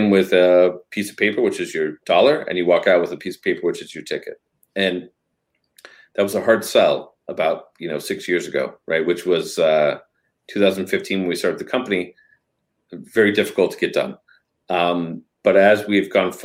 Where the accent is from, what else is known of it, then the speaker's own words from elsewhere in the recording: Denver, Colorado, United States; moved away; also born or lived in Northern California / San Francisco; I was born and raised in Denver, Colorado, and then we moved because my mom had a health problem, and so we moved to Northern California